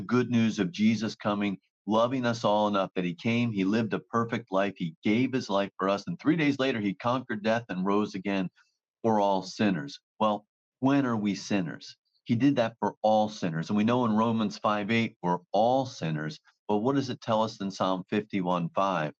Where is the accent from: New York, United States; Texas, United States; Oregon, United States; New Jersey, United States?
New Jersey, United States; I'm from New Jersey